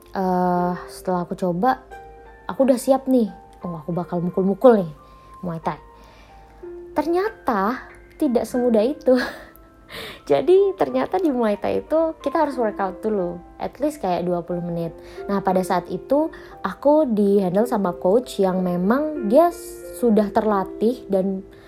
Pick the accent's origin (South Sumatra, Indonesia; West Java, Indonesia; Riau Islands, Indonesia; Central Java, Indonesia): South Sumatra, Indonesia; Palembang; now in Jakarta, Indonesia; tempat asalku di Palembang